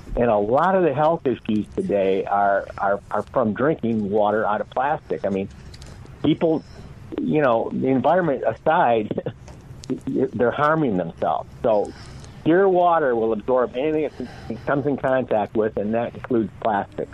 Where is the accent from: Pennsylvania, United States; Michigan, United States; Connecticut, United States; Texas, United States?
Michigan, United States; moved away as an adult; now in Santa Barbara, United States; I'm actually from Michigan. I now live in Santa Barbara, California